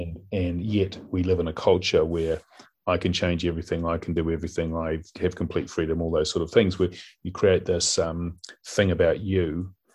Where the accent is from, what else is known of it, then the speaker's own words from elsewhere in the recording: Auckland, New Zealand; I grew up in West Auckland in a place called Sunnyvale